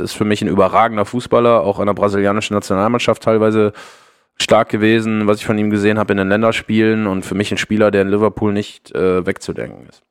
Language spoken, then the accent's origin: German; Ruhr area, North Rhine-Westphalia, Germany; Ich komme aus dem Ruhrgebiet, ich bin Kind des Ruhrgebiets